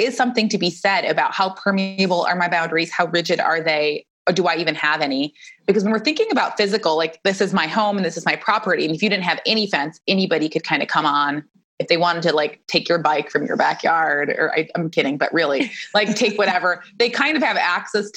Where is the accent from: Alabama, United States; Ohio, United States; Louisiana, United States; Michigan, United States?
Michigan, United States; now in Phoenix, United States; I grew up in Michigan